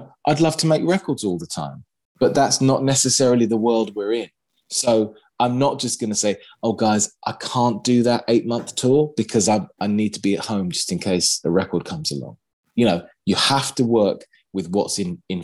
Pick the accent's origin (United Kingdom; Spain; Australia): United Kingdom; London; in my hometown